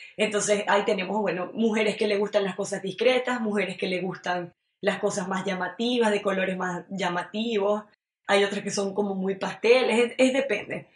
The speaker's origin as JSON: {"language": "Spanish", "town": "Maracaibo", "region": "Zulia", "country": "Venezuela", "moved": "as an adult", "lives_now": "Montreal, Canada", "said": "vengo de Maracaibo, Estado Zulia, Venezuela"}